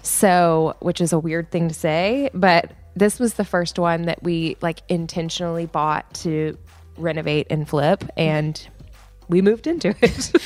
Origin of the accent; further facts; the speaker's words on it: Nashville, Tennessee, United States; I grew up in Nashville, so, and my mom was in the music business.